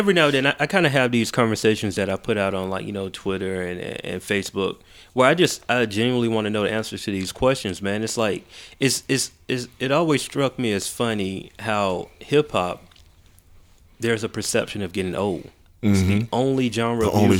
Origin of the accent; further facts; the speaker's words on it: the South, United States; Like, I mean, I'm 30. You know what I mean? And so I grew up in the South.